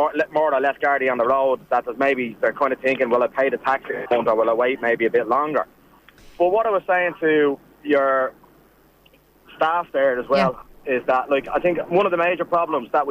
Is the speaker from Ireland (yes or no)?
yes; Dublin, Leinster, Ireland; I'm from Dublin, so I'm in Dublin